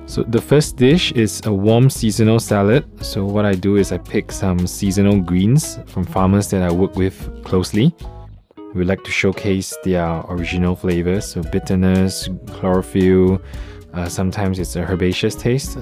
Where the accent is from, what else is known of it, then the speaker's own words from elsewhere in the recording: Singapore; now in Taiwan; i'm from singapore